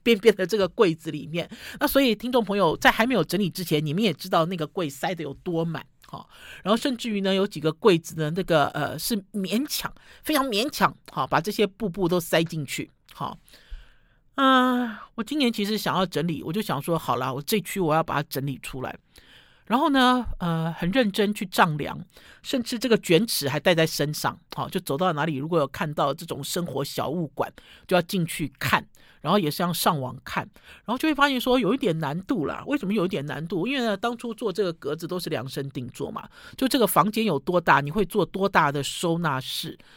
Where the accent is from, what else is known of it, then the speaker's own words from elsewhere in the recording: Sanchong, New Taipei, Taiwan; 那时候我们老家还在三重的时候